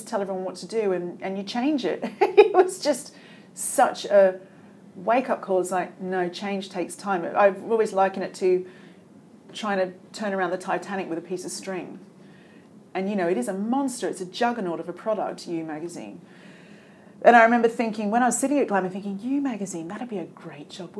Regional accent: Australia; moved away as an adult; also born or lived in England; now in United Kingdom; being Australian

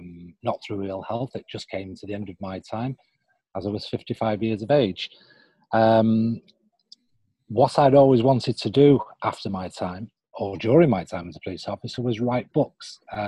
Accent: Manchester, North West England, United Kingdom; moved away as an adult; now in Skiathos, Greece; I up sticks from my hometown in Manchester and came to live on the beautiful island of Skiathos

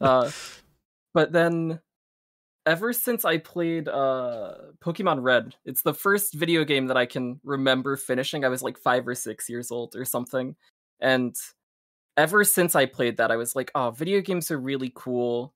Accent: South Brunswick, New Jersey, United States; also born or lived in Rochester, New York; I'm from, uh, South Brunswick, New Jersey. Uh, I'm still living in the same house that I have grown up in since I was a kid

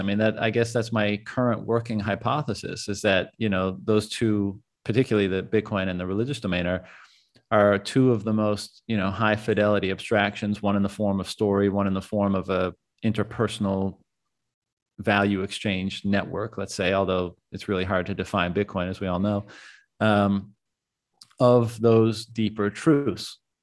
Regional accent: Canada; moved away; I'm a Canadian as well

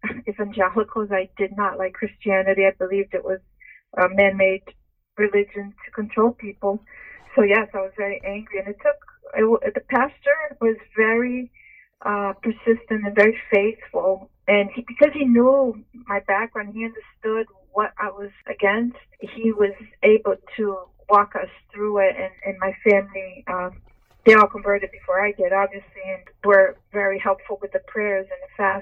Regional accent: Brazil; I was born in Brazil.

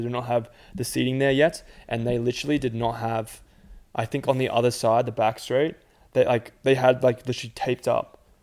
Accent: Australia; as an Australian

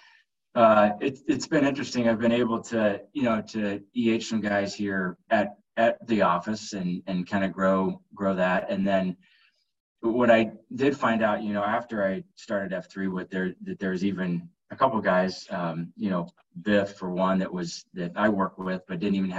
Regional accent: Southeast Iowa, United States; moved away as an adult; now in Omaha, United States; grew up in Southeast Iowa and moved to Omaha about 17 years ago

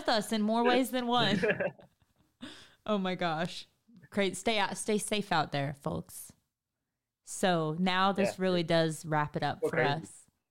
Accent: Missouri, United States; Missouri, my home state

